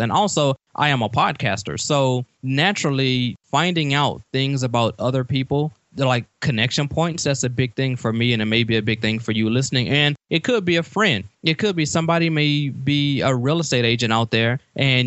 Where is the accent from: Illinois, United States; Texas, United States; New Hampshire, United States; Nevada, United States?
Texas, United States; Beaumont; I grew up in Beaumont, Texas